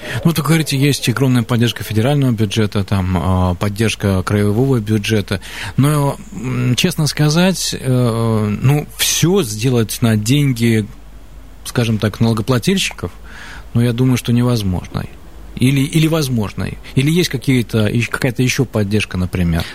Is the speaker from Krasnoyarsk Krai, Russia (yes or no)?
yes; Krasnoyarsk, Krasnoyarsk Krai, Russia; я как красноярец